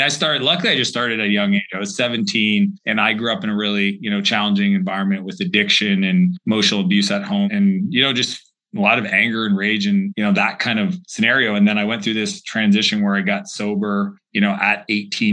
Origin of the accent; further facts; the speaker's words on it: Atlantic Canada, Canada; the small region that I grew up in Atlantic Canada